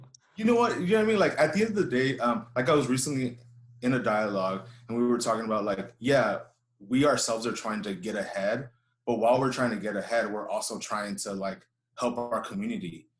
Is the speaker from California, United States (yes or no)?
no; Houston, Texas, United States; I grew up here in Houston. I was uh, I was born here, raised here